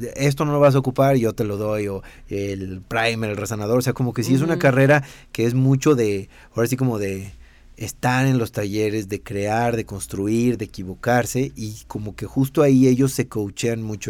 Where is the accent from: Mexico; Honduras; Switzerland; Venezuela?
Mexico; accent: Mexican; also born or lived in Italy; mi acento mexicano